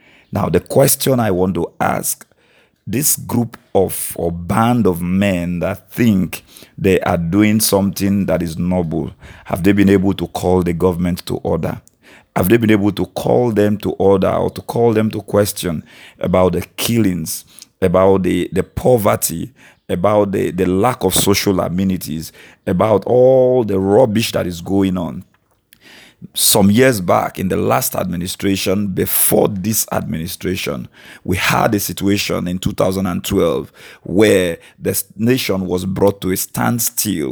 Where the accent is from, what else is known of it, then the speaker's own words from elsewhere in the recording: Delta, Nigeria; I am from Delta State, a Nigerian